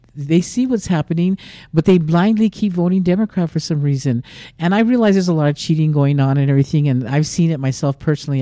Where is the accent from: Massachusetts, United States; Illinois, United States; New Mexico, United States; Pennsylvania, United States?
New Mexico, United States; I grew up in New Mexico all my life